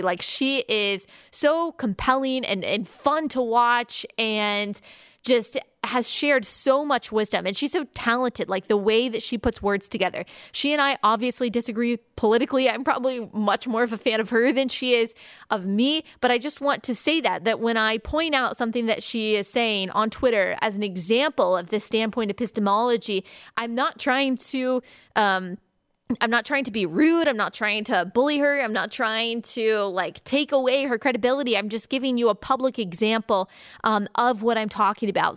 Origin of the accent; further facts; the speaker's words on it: United States; American Christians